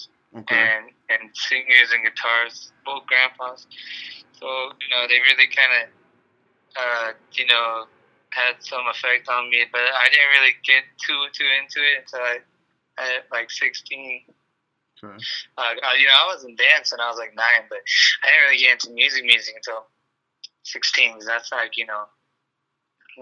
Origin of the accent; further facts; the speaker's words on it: Los Angeles, California, United States; I've always lived out here in L.A. my whole life